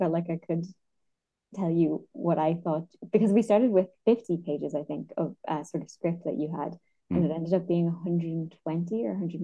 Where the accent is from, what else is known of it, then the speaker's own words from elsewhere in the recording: Cork, Munster, Ireland; I am from Cork